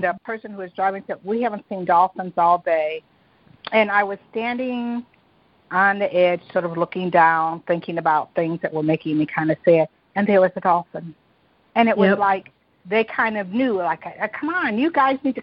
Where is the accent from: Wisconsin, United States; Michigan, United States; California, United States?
Michigan, United States; Detroit; I was born and raised in Detroit